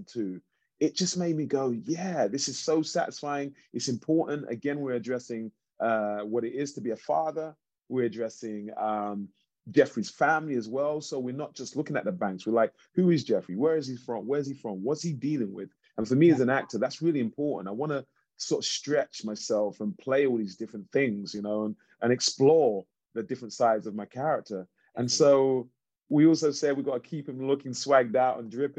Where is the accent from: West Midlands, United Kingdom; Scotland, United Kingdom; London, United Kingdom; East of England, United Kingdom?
London, United Kingdom; moved away as an adult; now in Los Angeles, United States; growing up in East London